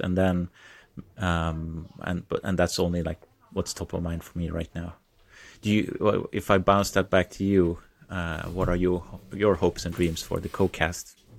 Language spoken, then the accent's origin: English; Sweden; I am from Sweden. I live two hours south of Stockholm.